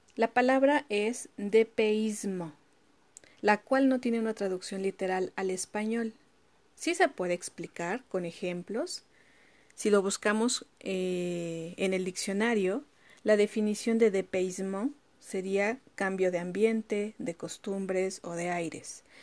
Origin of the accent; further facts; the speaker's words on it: Mexico; moved away as an adult; now in France; yo como mexicana